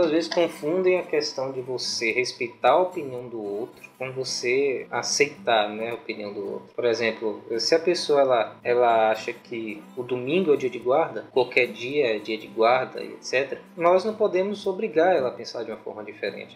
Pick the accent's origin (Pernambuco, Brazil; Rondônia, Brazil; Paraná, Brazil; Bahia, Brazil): Bahia, Brazil; Guaí; now in Itabuna, Brazil; Eu moro em Itabuna, Bahia, sou de Guaí, uma cidadezinha.